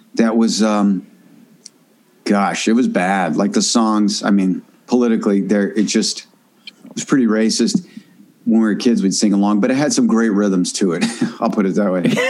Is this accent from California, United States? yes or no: yes; Northern California, United States; also born or lived in Washington, D.C.; I grew up in Northern California